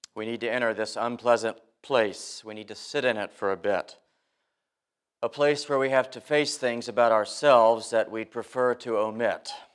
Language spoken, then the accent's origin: English; South Carolina, United States; moved away; Growing up in South Carolina, people from time to time took a snooze on Sunday during the sermon